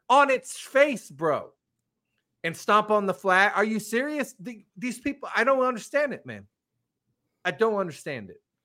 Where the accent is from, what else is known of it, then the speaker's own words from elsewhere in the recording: California, United States; moved away; I grew up in California